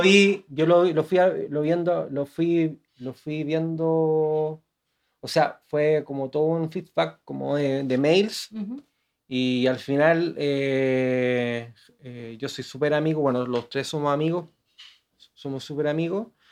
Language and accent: Spanish; Santiago, Santiago Metropolitan Region, Chile; yo soy de Gran Avenida, 22 de Gran Avenida.